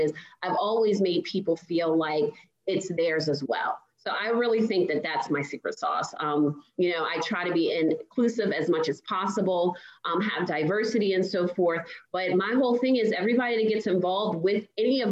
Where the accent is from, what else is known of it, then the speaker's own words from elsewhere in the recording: Baltimore, Maryland, United States; I'm originally from Baltimore